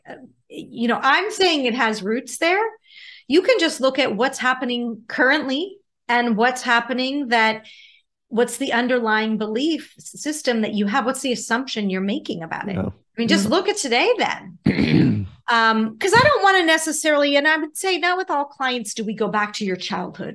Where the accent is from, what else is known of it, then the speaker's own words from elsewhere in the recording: Pittsburgh, Pennsylvania, United States; moved away; I grew up in Pittsburgh